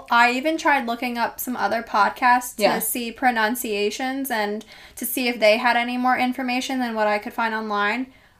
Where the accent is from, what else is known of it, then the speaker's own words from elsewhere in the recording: New Jersey, United States; accent: Jersey; There's my Jersey accent coming back.